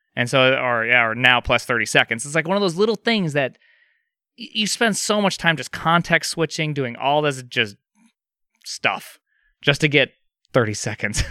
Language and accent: English; Montana, United States; I'm from Montana